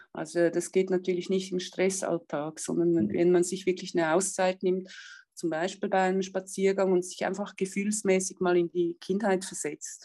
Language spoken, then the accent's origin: German; Switzerland; bei uns in der Schweiz